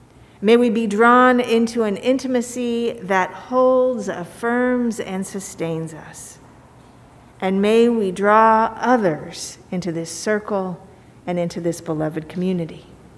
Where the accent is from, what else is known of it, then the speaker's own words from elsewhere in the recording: Kansas, United States; I'm from Kansas. I'm from God. I'm from a people of faith called Epworth